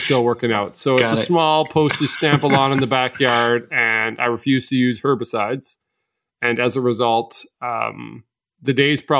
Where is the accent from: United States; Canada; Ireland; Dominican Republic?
Canada; Vancouver Island, British Columbia; now in Edmonton, Canada; I grew up on Vancouver Island where there are no skunks.